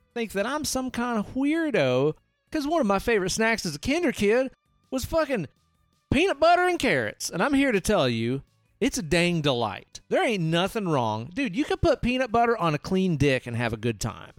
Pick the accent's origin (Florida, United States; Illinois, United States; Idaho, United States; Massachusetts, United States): Idaho, United States; Hailey; I grew up in Hailey